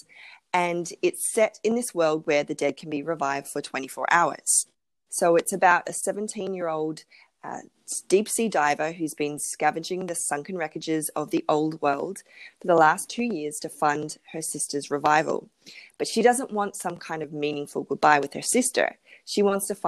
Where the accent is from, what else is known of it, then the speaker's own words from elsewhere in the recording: Melbourne, Victoria, Australia; I'm in Melbourne in Australia. So that's mm-hmm. my hometown